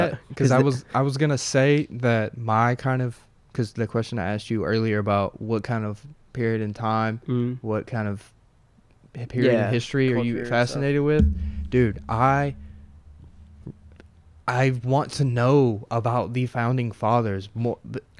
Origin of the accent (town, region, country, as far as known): Tennessee, United States